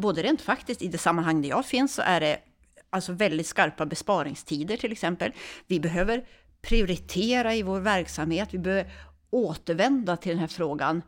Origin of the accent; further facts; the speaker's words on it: Örnsköldsvik, Västernorrland County, Sweden; moved away as an adult; now in Uppsala, Sweden; Jag kommer från Övik från början, så jag är norrlänning.